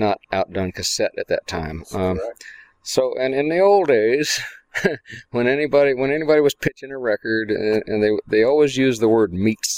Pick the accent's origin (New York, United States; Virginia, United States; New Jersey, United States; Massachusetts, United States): Virginia, United States; Northern; moved away as an adult; also born or lived in Arizona / Texas; now in Austin, United States; I grew up mostly in Northern Virginia